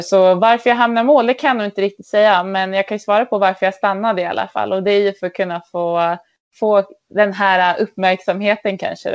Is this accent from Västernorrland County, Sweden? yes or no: yes; Örnsköldsvik, Västernorrland County, Sweden; Jag är uppvuxen i Övik